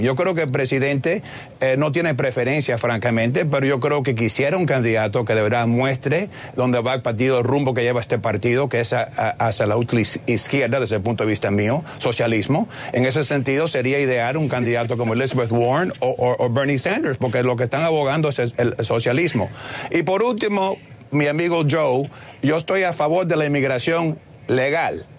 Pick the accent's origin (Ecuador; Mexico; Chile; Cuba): Cuba; now in United States; soy cubano